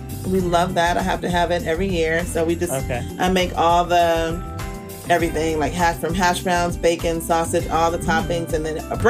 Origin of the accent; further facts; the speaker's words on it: California, United States; we're from California, so we always want Mexican.